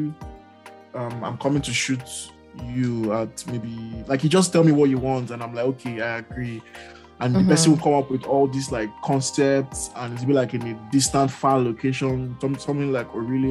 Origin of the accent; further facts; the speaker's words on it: Nigeria; now in Canada; I'm Nigerian.